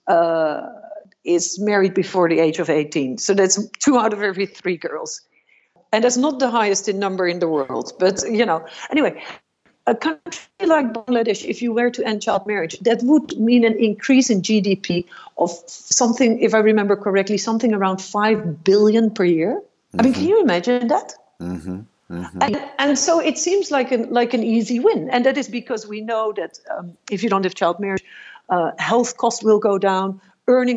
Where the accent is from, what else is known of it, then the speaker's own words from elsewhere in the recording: Netherlands; I grew up in the Netherlands in a middle-class family